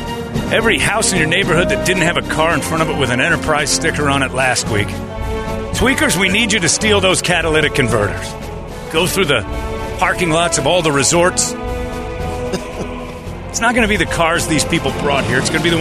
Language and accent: English; Tucson, Arizona, United States; I'm from Tucson.